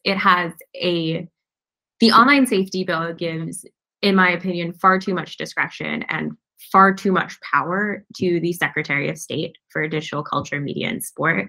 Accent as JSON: {"language": "English", "country": "United States", "said": "I, as an American"}